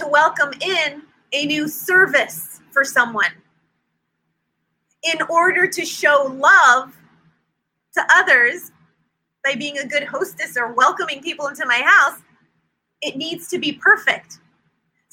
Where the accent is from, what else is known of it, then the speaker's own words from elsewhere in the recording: Silicon Valley, California, United States; moved away as an adult; now in North Carolina, United States; We came from California, lived in the Silicon Valley, born and raised there our whole lives. We've been in North Carolina for 4 years